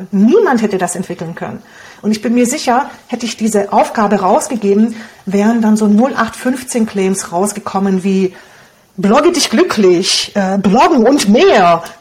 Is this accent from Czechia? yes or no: no; Romania; first language Hungarian; German is a second language; Also ich Deutsch war ja nicht meine Muttersprache, wir kommen aus Rumänien, meine Muttersprache ist Ungarisch und dann Deutsch zu lernen, das war echt nicht so einfach für mich.